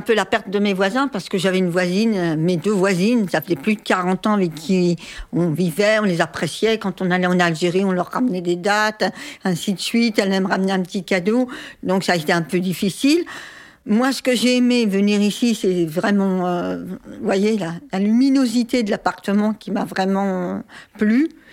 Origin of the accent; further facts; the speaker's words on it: Évry, Île-de-France, France; also born or lived in Paris; c'est ma grand-mère qui m'a élevée pendant des années, pendant dix ans à Évry